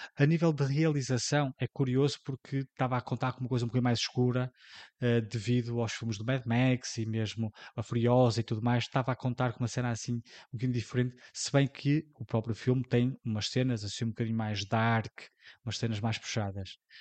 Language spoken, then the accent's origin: Portuguese; Portugal; para nós, enquanto portugueses